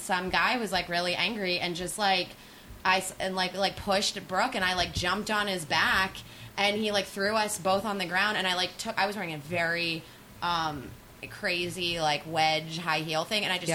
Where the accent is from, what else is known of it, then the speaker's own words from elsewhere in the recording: Philadelphia, Pennsylvania, United States; I'm from Philadelphia